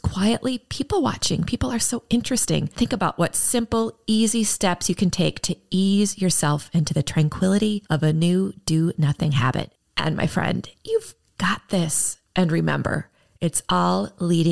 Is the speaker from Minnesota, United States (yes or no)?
yes; Minneapolis, Minnesota, United States; my hometown, Minneapolis, Minnesota